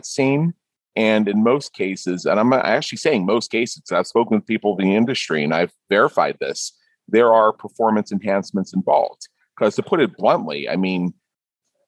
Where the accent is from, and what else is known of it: Pittsburgh, Pennsylvania, United States; now in Las Vegas, United States